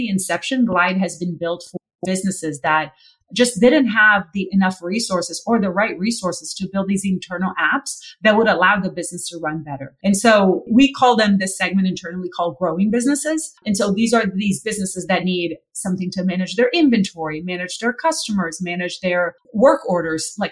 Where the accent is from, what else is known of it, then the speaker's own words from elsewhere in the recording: Brazil; moved away; also born or lived in San Francisco; I'm originally from Brazil